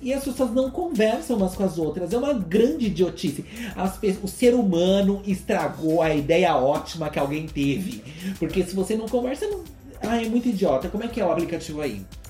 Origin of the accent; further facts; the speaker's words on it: Brazil; a gente que é brasileira